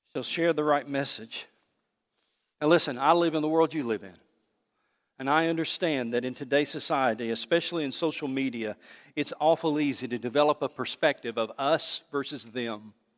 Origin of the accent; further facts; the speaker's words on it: United States; I love this country, but I am a Christian before I'm an American